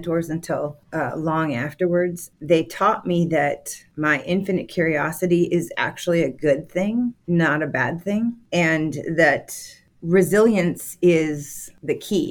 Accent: Green Bay, Wisconsin, United States; now in Atlanta, United States; I grew up in Green Bay, Wisconsin.

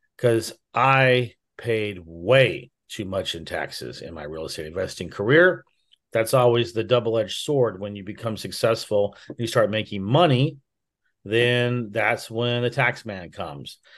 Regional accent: United States; I was born in America.

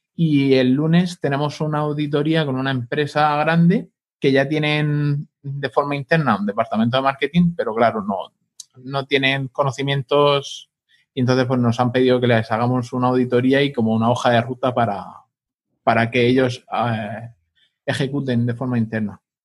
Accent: Pilar de la Horadada, Valencian Community, Spain; mi pueblo, para Pilar de la Horadada

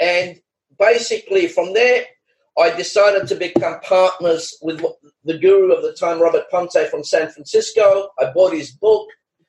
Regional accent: Australia; You know, I'm from Australia.

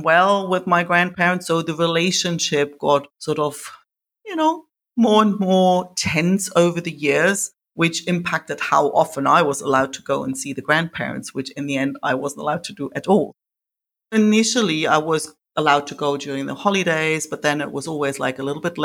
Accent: East Germany, Germany; I grew up in East Germany, behind the wall

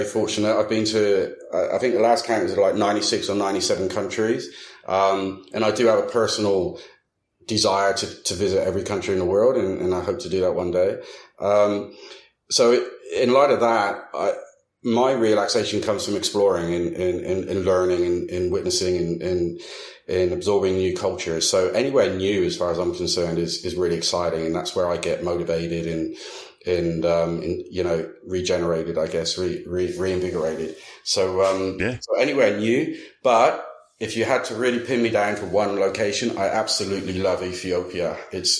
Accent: United Kingdom; now in Dallas, United States; being a Brit as well

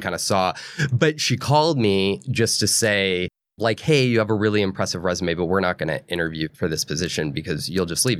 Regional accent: New Hampshire and Maine, New England, United States; I grew up in New England, in New Hampshire and Maine.

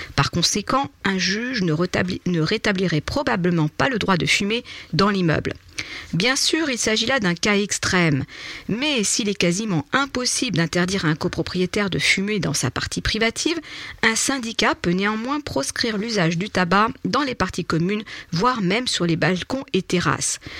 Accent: France; chez nous en France

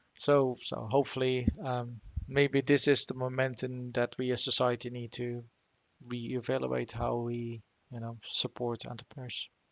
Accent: Netherlands; moved away; back in the Netherlands, where I'm originally from

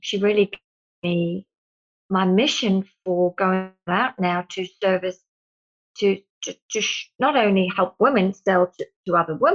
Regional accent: South Africa; now in Australia; growing up in South Africa with my twin sister

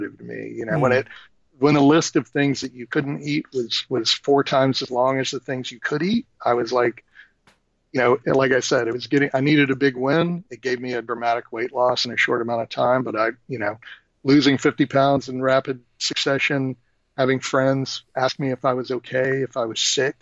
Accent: Texas, United States; moved away; I'm originally from Texas, just a Southern boy

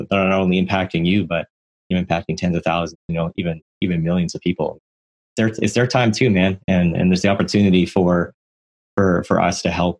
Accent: Canada; I didn't even know that whole historical situation being Canadian.

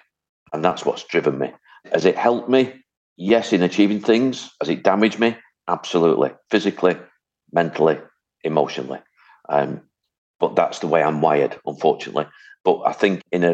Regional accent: Hattersley, North West England, United Kingdom; also born or lived in Wythenshawe; I was born in Withinshaw, brought up on a council estate called Hattersley

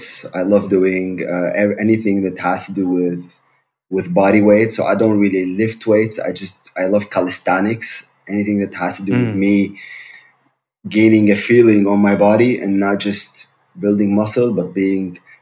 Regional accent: Syria; English is a second language; moved away as an adult; also born or lived in Germany / Heidelberg / Berlin; now in Hamburg, Germany; I'm originally from Syria. I grew up in Syria. Now I'm living in Germany since 9 years

